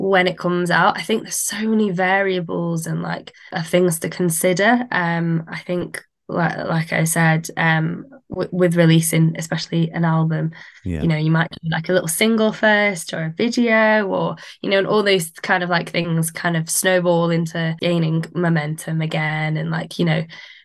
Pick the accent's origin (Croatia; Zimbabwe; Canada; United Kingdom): United Kingdom; Manchester, North West England; I am from Manchester.